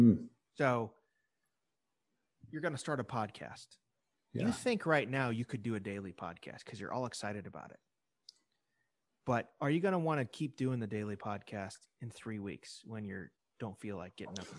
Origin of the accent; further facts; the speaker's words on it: Illinois, United States; And I know I'm from Illinois, so I had a personal thing at stake in it.